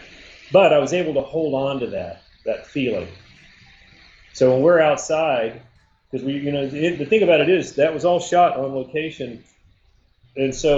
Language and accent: English; Atlanta, Georgia, United States; I'm from Atlanta